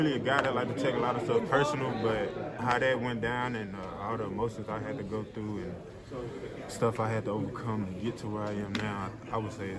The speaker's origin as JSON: {"language": "English", "town": "St. Louis", "region": "Missouri", "country": "United States", "said": "I'm a Cardinals fan, so yeah, I'm from St. Louis"}